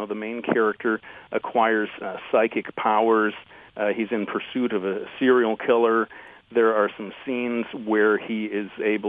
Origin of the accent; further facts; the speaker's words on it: Detroit, Michigan, United States; Well, I fly the Motown flag as well. And you're right, I should be more proud of my native local sound.